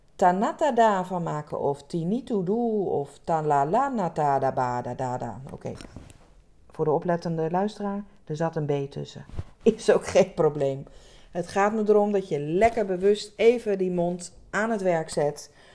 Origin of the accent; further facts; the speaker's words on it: Rotterdam area, South Holland, Netherlands; Ik kom uit de omgeving van Rotterdam